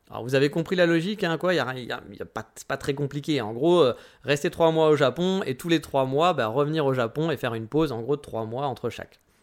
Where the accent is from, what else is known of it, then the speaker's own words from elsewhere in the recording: France; on pouvait rester 3 mois en tant que Français